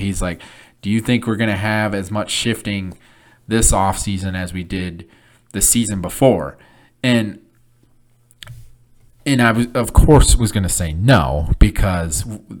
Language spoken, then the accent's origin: English; Michigan, United States; now in Illinois, United States; So like I said, I live in MAC country. I grew up in Michigan, right by, not too far from Central, not too far from Eastern.